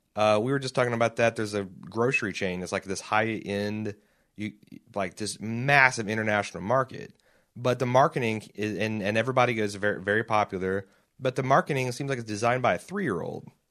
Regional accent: Indiana, United States; growing up in Indiana

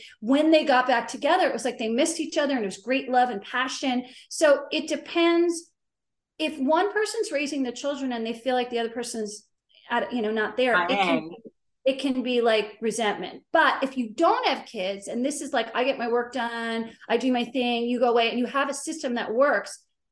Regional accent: Short Hills, New Jersey, United States; also born or lived in South Florida / Miami, United States; now in Beverly Hills, United States; I was born in Jersey, raised in Jersey

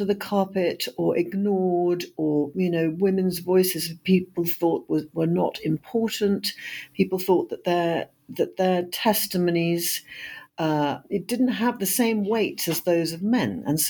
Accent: United Kingdom; I am a British historian and novelist

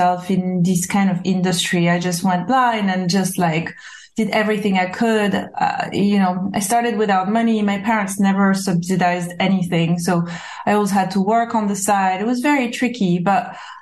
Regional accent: Corsica, France; English is a second language; moved away as an adult; also born or lived in New York / Los Angeles; now in London, United Kingdom; I was born in Corsica

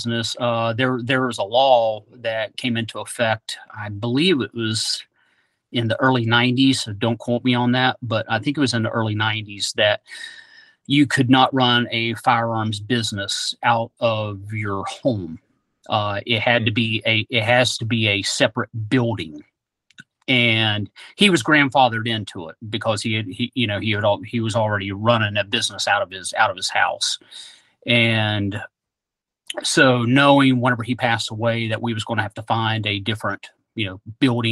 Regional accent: West Virginia, United States; moved away; also born or lived in Oklahoma; I'm originally from West Virginia. Growing up, my grandfather owned a gun shop, Satties Gun Shop

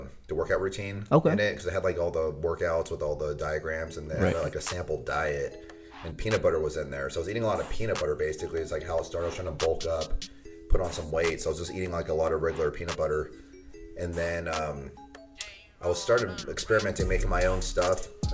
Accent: Ventura County, California, United States; I'm from this area, Ventura County.

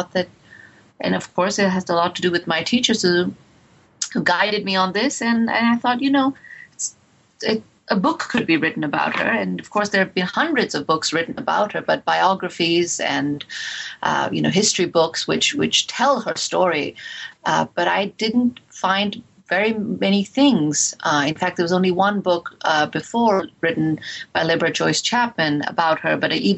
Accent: India; this book in many ways is has a lot to do with my childhood, was growing up in India.

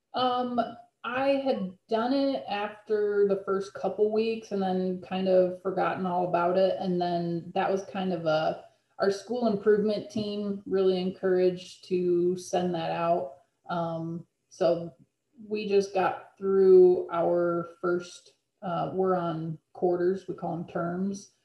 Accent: Illinois, United States; also born or lived in Kentucky; I'm actually from Illinois. I, I moved closer to home

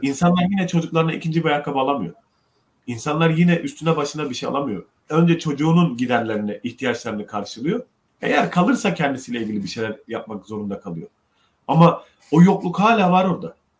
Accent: Ceyhan, Adana, Turkey; moved away; Memleketime, annemi babamı görmeye gittim Ceyhan'a.

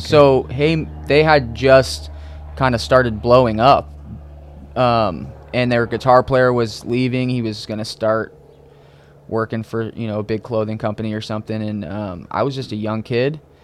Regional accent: Connecticut, United States; also born or lived in New England / Orange County, California; now in California, United States; I grew up on the East Coast in a small town, um, kind of all over New England, but mainly uh, as I was a kid in Connecticut

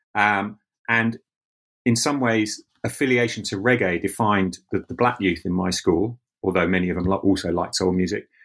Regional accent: London, United Kingdom; growing up in London in a multicultural city

